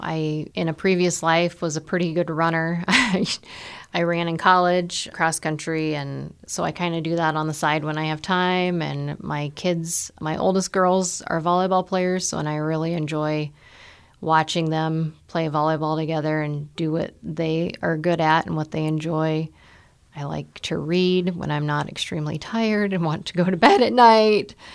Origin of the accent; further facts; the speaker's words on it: Nebraska, United States; moved away as an adult; now in South Dakota, United States; I grew up in Nebraska on a farm.